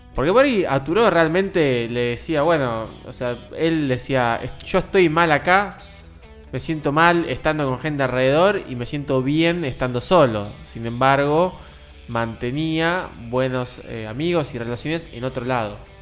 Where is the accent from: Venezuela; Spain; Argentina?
Argentina; todos nosotros como argentinos